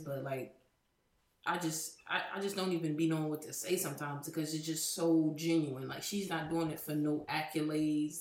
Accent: Trenton, New Jersey, United States; we're from Trenton, New Jersey.

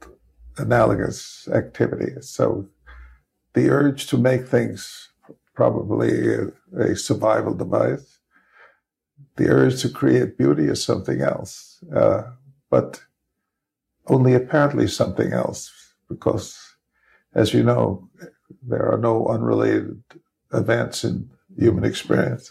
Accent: New York City, New York, United States; I grew up in the Bronx

